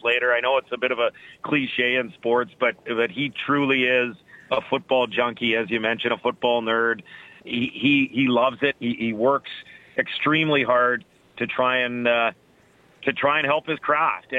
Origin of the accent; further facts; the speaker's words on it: Edmonton, Alberta, Canada; I'm from Edmonton